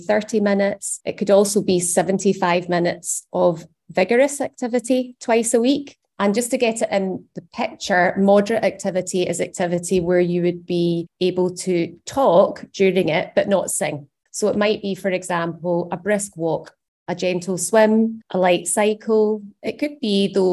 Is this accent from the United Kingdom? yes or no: yes; Scotland, United Kingdom; as Scottish adults